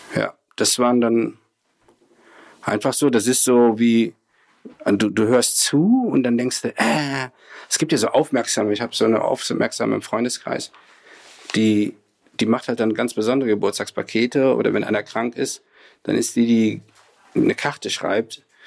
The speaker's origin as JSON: {"language": "German", "region": "Rhineland", "country": "Germany", "tie": "born or raised there", "said": "also bin ja Rheinländer, bin da groß geworden"}